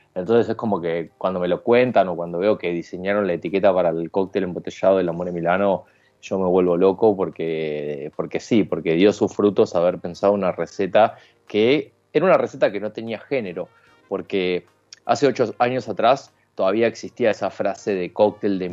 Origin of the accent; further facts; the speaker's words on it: Castelar, Buenos Aires Province, Argentina; now in Ramos Mejía, Argentina; soy, soy de Castelar, pero realmente actualmente vivo en Ramos Mejía